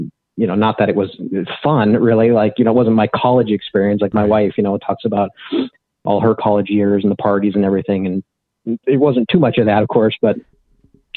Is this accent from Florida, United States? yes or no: no; Beaverton, Oregon, United States; moved away as an adult; I grew up in Beaverton, Oregon